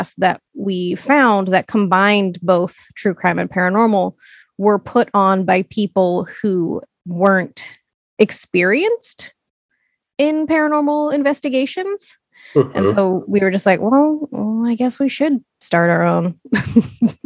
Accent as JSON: {"language": "English", "town": "Portland", "region": "Oregon", "country": "United States", "tie": "born or raised there", "said": "born and raised in Portland, Oregon"}